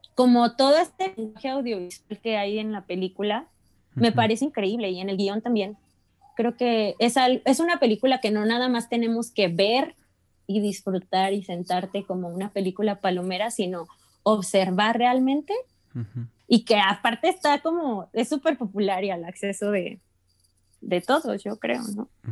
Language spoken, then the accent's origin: Spanish; Mexico; como mexicano